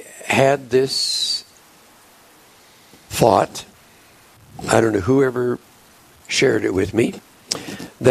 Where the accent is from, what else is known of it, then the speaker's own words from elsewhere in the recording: Polo, South Dakota, United States; I grew up in the St. Laborious Parish in Polo, South Dakota